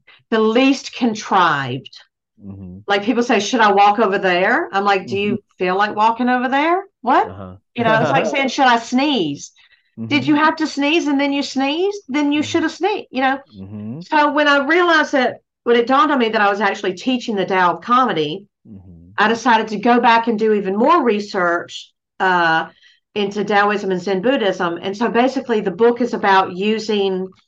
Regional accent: Georgia, United States; also born or lived in Athens, Georgia; I'm from Georgia, a small town in Georgia, and I was raised Southern Baptist

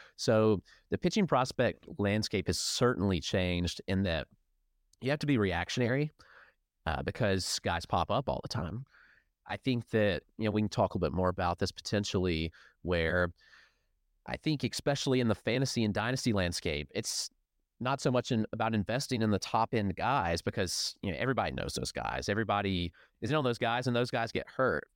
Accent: near Atlanta, Georgia, United States; now in Greenville, United States; I grew up near Atlanta

